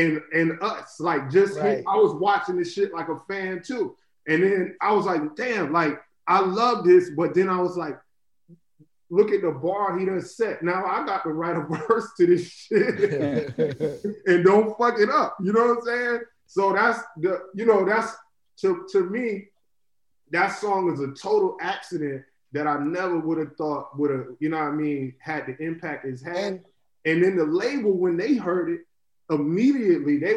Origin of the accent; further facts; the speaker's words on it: Florida, United States; growing up in Florida